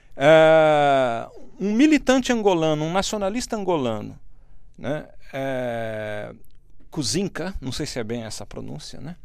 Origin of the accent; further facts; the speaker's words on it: Brazil; eu sou brasileiro